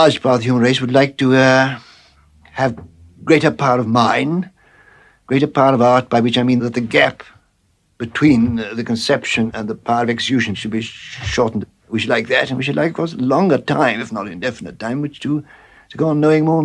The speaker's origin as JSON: {"language": "English", "area": "Warwickshire", "region": "West Midlands", "country": "United Kingdom", "tie": "born or raised there", "also_born_or_lived": "Bloemfontein, South Africa", "said": "suddenly find yourself in a quiet Warwickshire village."}